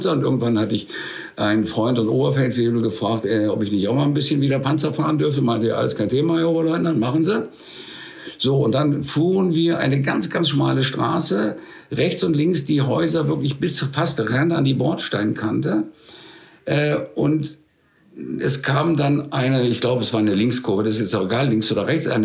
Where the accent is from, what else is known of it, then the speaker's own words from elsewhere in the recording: Spain; weil ich bin ja in der Zeit in Spanien groß geworden.